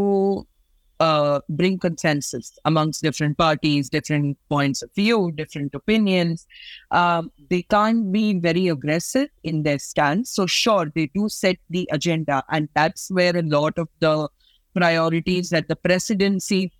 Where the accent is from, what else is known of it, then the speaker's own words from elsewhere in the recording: India; being Indians ourselves